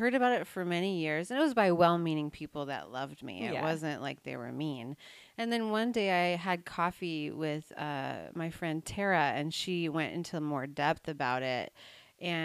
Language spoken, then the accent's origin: English; Snohomish, Washington, United States; also born or lived in north of Seattle; I grew up in Snohomish, and I now live in north